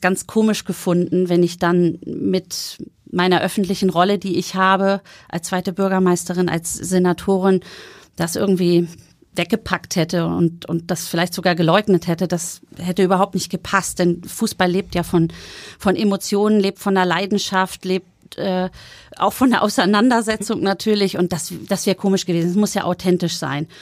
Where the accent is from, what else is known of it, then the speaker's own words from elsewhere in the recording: Schleswig-Holstein, Germany; moved away as an adult; now in Hamburg, Germany; Meine Eltern wohnen ja immer noch in Bargteheide. Ich bin in Schleswig-Holstein aufgewachsen